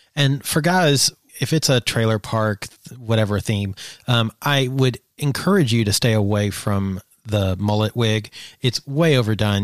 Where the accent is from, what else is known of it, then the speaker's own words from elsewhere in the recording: Eastern Kentucky, United States; I grew up in Eastern Kentucky